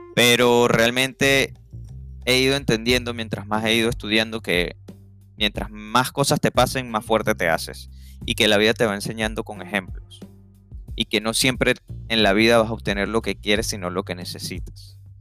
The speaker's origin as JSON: {"language": "Spanish", "country": "Venezuela", "moved": "as an adult", "lives_now": "United States", "said": "soy venezolano. Vivía en Venezuela, obviamente, por mucho tiempo"}